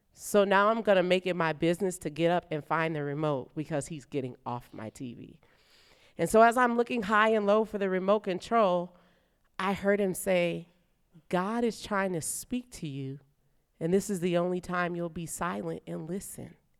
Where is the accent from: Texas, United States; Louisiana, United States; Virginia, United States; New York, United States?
Louisiana, United States; New Orleans; now in Nashville, United States; I'm from New Orleans